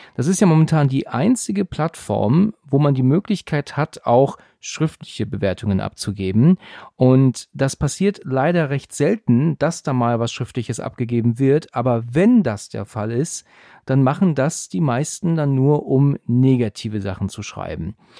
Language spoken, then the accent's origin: German; near Frankfurt, Hesse, Germany; also born or lived in Husum, Schleswig-Holstein; ich bin im Juli 1980 in Husum an der Nordsee geboren und bin aber schon seit 1988 in Hessen in der Nähe von Frankfurt